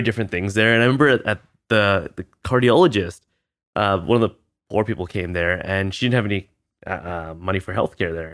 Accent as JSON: {"language": "English", "town": "Vancouver", "region": "British Columbia", "country": "Canada", "tie": "born or raised there", "also_born_or_lived": "Boston", "said": "I'm Canadian, I grew up here"}